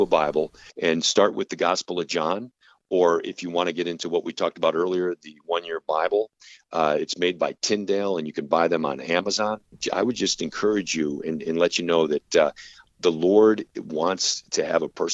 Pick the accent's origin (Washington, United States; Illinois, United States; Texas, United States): Illinois, United States; Chicago; moved away; I'm originally from Chicago